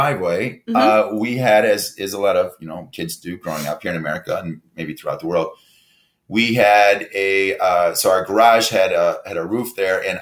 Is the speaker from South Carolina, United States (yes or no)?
no; Detroit, Michigan, United States; I was a little kid growing up in Michigan, Metro Detroit area.